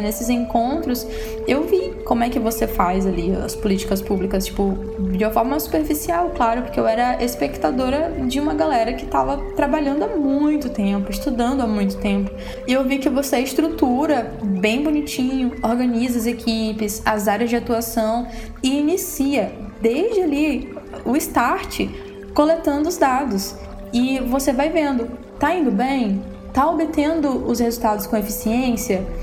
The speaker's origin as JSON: {"language": "Portuguese", "town": "Aurora", "country": "Brazil", "tie": "born or raised there", "moved": "yes", "said": "ir para Aurora, que é a minha cidade natal"}